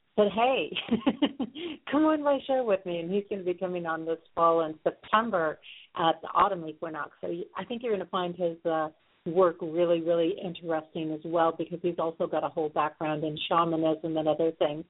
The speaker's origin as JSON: {"language": "English", "town": "Sioux Falls", "region": "South Dakota", "country": "United States", "tie": "born or raised there", "said": "my hometown of Sioux Falls, South Dakota"}